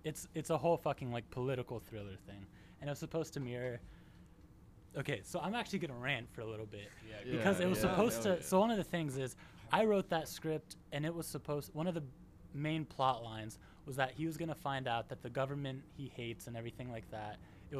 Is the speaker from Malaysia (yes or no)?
no; Vicenza, Veneto, Italy; So I grew up in Italy, and I spent middle school and high school life there, and a little bit of college. Northern Italy, it's a city called Vicenza